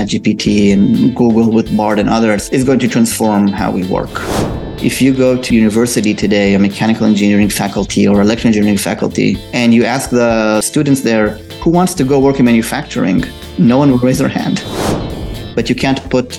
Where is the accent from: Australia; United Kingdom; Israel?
Israel; So I'm originally from Israel. I was born and raised there.